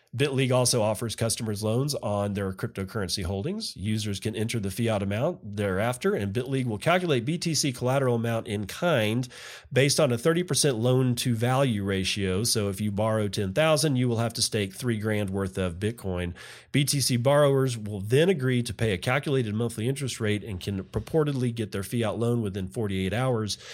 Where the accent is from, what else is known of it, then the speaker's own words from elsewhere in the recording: Texas, United States; in my home state, Texas